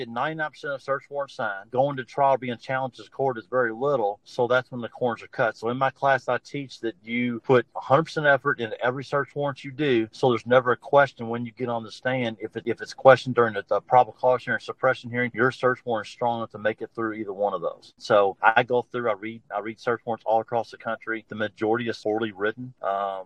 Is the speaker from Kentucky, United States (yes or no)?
yes; Louisville, Kentucky, United States; Born and raised in Louisville, Kentucky, entire life.